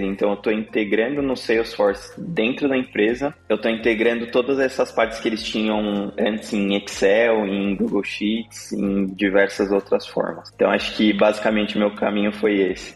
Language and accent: Portuguese; São Paulo, Brazil; moved away as an adult; now in Texas, United States; eu sou de São Paulo, capital. Morei a vida, praticamente a vida toda na Zona Norte, São Paulo